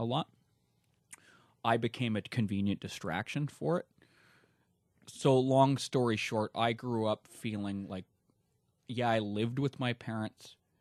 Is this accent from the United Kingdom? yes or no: no; Vancouver, British Columbia, Canada; moved away as an adult; also born or lived in Alberta; I was born in Alberta, uh, but I only lived there till I was five, and then my parents moved, uh, to Vancouver, and I was there till, uh, a little over a month ago